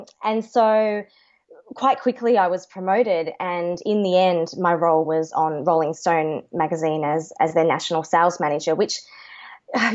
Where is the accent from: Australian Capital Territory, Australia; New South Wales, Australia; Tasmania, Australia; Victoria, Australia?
Tasmania, Australia; Launceston; moved away as an adult; also born or lived in Queensland / Hobart; now in Sydney, Australia; my family's from Tassie, so I grew up in Launceston, Tasmania, and then moved down to Hobart for my final 5 years